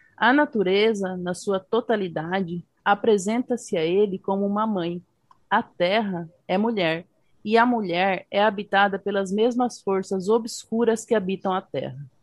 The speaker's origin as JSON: {"language": "Portuguese", "country": "Paraguay", "said": "eu sou paraguaia do Paraguai"}